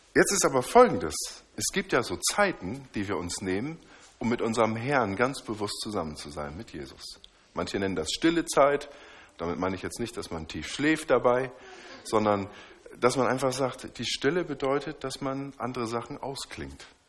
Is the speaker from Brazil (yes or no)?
no; Northern Germany, Germany; Ich komme aus dem Norden